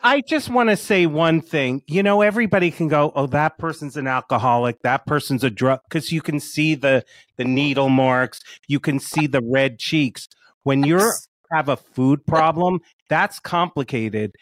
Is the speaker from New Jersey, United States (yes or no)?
yes; South Orange, New Jersey, United States; I grew up in South Orange.